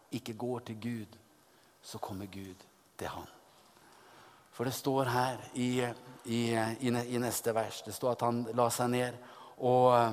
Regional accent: Oppdal, Trøndelag, Norway; moved away as an adult; now in Moscow, Russia; kom jeg da fra, fra Oppdal i, i Sør-Trøndelag

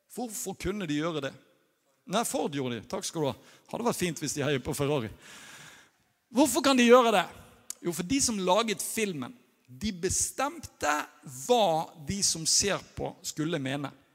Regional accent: Norway; moved away; jeg er norsk

